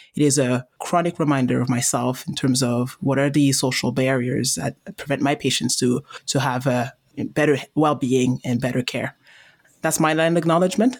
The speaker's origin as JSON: {"language": "English", "town": "Montreal", "region": "Quebec", "country": "Canada", "tie": "born or raised there", "said": "I was born and raised in Montreal"}